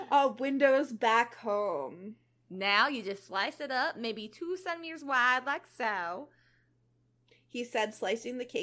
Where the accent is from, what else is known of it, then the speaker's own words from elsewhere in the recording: suburbs of Atlanta, Georgia, United States; most of the people in the area that I grew up in in Georgia don't really have a Southern accent, just because we're more suburbs towards Atlanta